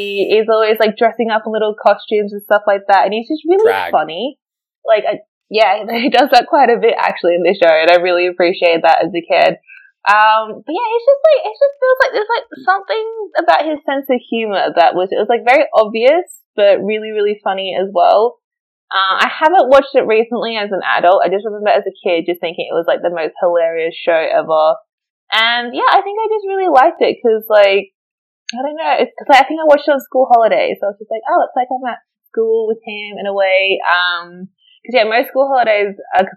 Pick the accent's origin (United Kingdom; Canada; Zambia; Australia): Australia; moved away as an adult; now in Berlin, Germany; me growing up in Australia